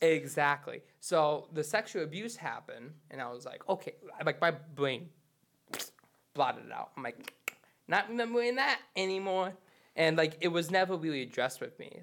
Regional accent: Charlevoix, Michigan, United States; I'm originally from Charlotte, Boy, Michigan

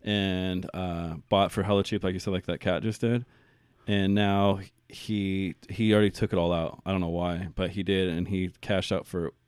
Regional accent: Tehachapi, California, United States; You know, I grew up in Tehachapi.

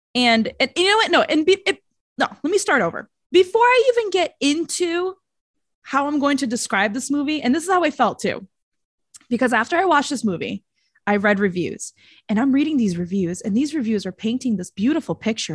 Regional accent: Brazil; accent: Brazilian; That's my Brazilian accent

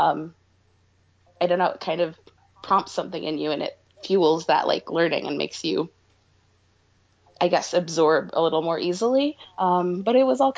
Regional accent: Ann Arbor, Michigan, United States; first language English; moved away as an adult; now in Chicago, United States; I was born and raised in Ann Arbor, Michigan

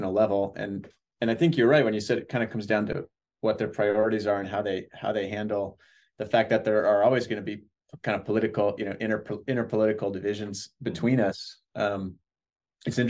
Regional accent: Northern Wisconsin, United States; moved away; I come from Northern Wisconsin

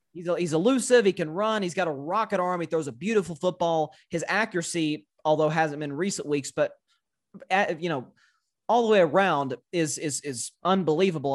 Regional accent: Tennessee, United States; accent: Southern; I'm from Tennessee, so I had that slight little Southern draw.

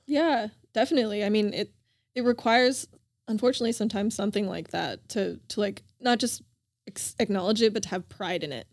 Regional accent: Denver, Colorado, United States; also born or lived in Oahu, Hawaii; now in Los Angeles, United States; I grew up in Denver, Colorado most of the time with a family

